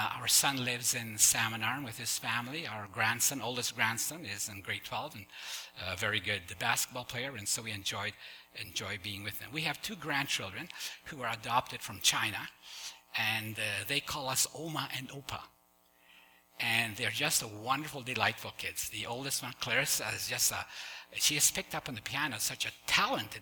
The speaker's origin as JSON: {"language": "English", "country": "Poland", "tie": "born or raised there", "moved": "yes", "said": "I was born in Poland"}